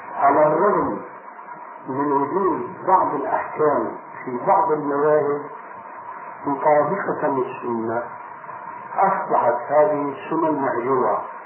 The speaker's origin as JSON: {"language": "Arabic", "town": "Damascus", "region": "Damascus Governorate", "country": "Syria", "said": "عندنا في دمشق"}